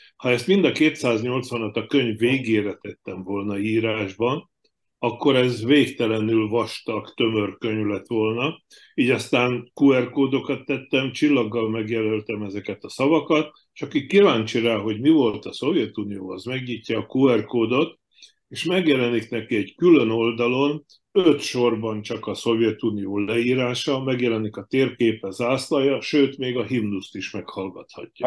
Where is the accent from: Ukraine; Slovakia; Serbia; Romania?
Slovakia; moved away as an adult; én Csehszlovákiába születtem, ahonnan 86-ba emigráltam